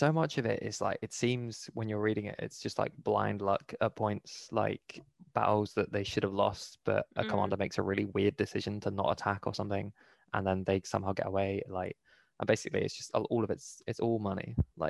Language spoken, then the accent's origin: English; Bristol, South West England, United Kingdom; I'm from Bristol.